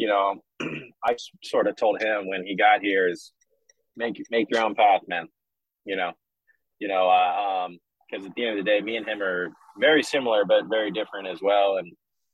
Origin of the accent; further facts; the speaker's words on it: Atlanta, Georgia, United States; moved away as an adult; also born or lived in Los Angeles / Vancouver / Washington, D.C.; now in Birmingham, United States; Being born and raised in Atlanta, I've been fortunate to live in so many places